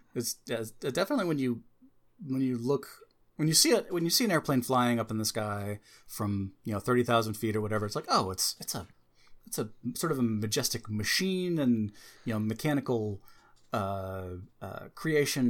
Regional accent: United States; As an American

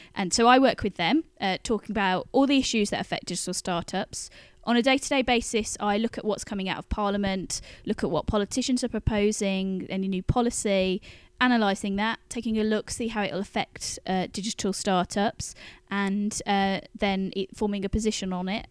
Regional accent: Birmingham, West Midlands, United Kingdom; now in London, United Kingdom; I come from Birmingham and go there quite a bit

